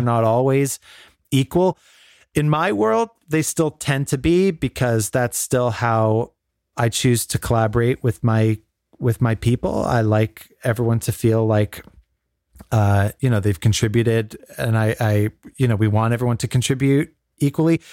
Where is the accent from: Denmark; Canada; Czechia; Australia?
Canada; growing up in Canada.